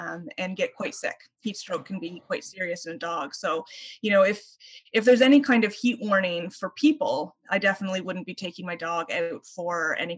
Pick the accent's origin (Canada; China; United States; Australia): Canada; Ottawa, Ontario; now in St. John's, Canada; I grew up in Ottawa and we had very cold winters.